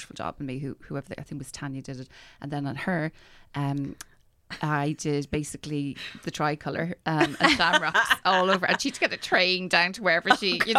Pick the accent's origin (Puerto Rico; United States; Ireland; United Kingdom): Ireland; Schull, Munster; moved away; I grew up in Scull in West Cork.